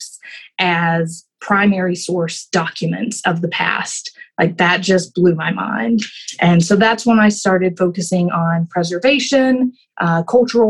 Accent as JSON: {"language": "English", "town": "Carthage", "region": "Tennessee", "country": "United States", "tie": "born or raised there", "said": "I grew up in a really small town in rural middle Tennessee, Smith County, Carthage, Tennessee"}